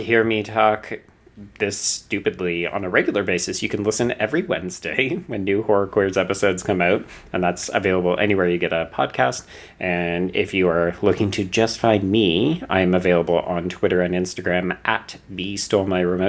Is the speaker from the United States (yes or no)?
no; Calgary, Alberta, Canada; now in Toronto, Canada; So I grew up out west in Calgary, but I've lived in Ontario and more specifically Toronto for about the last 6 or 7 years.